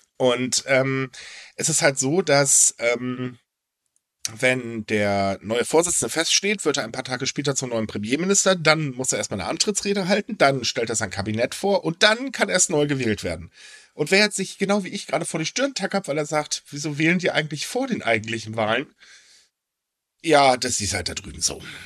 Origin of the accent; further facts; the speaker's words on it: Hamburg, Germany; Es ist halt meine Heimat, meine Heimat ist toll.